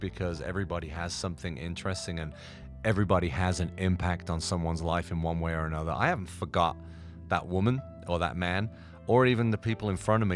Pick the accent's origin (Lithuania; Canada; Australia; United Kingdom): United Kingdom; I was very British and didn't want to leave Britain